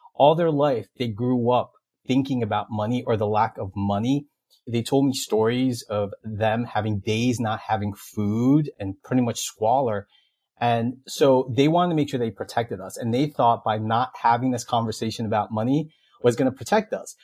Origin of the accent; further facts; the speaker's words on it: Elizabeth, New Jersey, United States; I grew up in Elizabeth, New Jersey